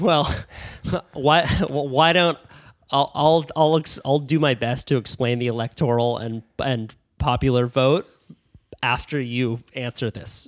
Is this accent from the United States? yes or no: yes; United States; growing up in America